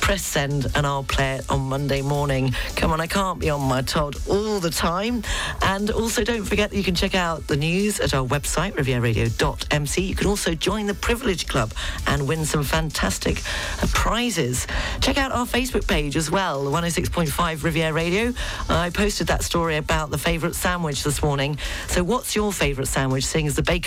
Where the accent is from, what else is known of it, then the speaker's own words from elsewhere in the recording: Wales, United Kingdom; accent: Welsh; my Welsh accent